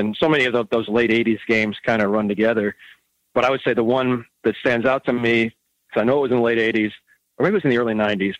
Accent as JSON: {"language": "English", "town": "Cleveland", "region": "Ohio", "country": "United States", "tie": "born or raised there", "moved": "yes", "said": "I grew up in the Cleveland, Ohio area, huge Indians fan as a kid."}